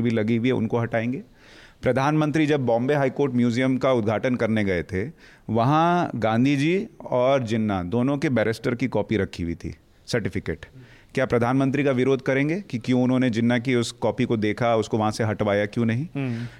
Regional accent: Bihar, India; moved away; मैं तो बिहार से आता हूँ

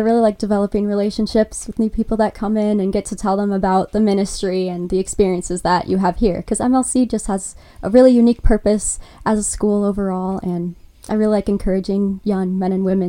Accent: Watertown, Wisconsin, United States; I'm Coriana's roommate. I'm from Watertown, Wisconsin.

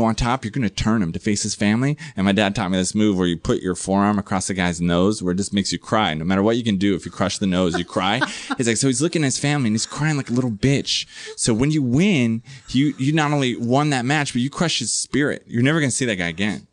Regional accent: San Diego, California, United States; also born or lived in New Jersey; I had like the perfect childhood growing up in San Diego

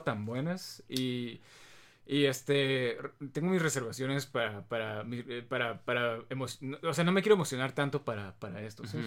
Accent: Mexico; somos mexicanos

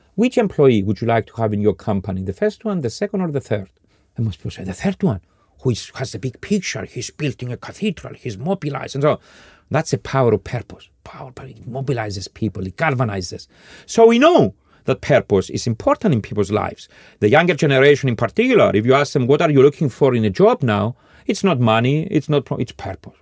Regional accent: Cyprus; now in Scandinavia; forty years ago when I was growing up in Cyprus

